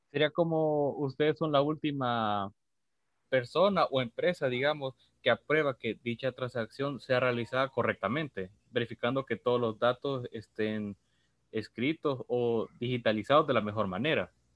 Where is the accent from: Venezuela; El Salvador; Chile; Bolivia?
El Salvador